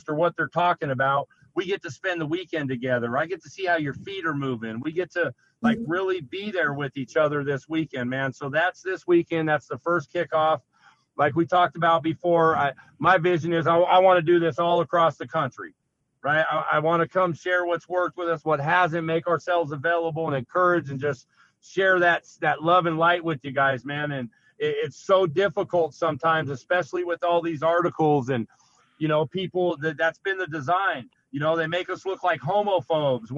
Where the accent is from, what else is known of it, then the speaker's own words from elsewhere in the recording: Las Vegas, Nevada, United States; moved away; that's my hometown, right? Yeah, I was born and raised out there in Vegas